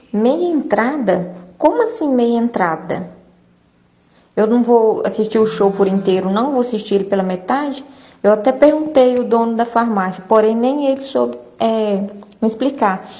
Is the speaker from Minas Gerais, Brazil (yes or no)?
yes; Lajinha, Minas Gerais, Brazil; Deixa eu te falar, eu sou aqui de Lajinha e eu fui até a farmácia Pague Fácil para comprar o ingresso